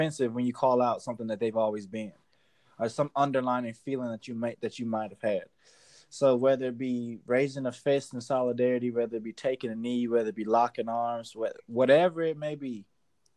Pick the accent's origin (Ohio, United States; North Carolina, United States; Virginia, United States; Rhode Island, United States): Ohio, United States; Cleveland; moved away; I'm from Cleveland